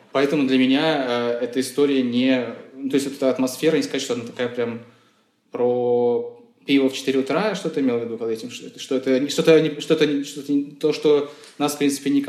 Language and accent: Russian; Moscow, Russia; потому что я, например, вырос в Чертаново, да, тоже э, место довольно странное